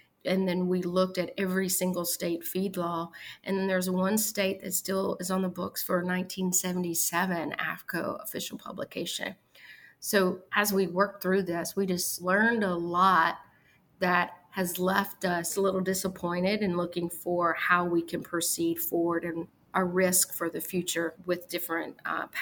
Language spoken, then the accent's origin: English; Arkansas, United States; my home state of Arkansas